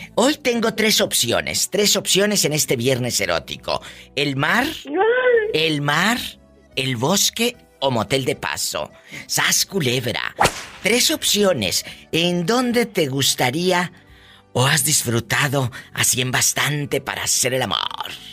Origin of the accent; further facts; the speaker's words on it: Matamoros, Tamaulipas, Mexico; yo soy de Matamoros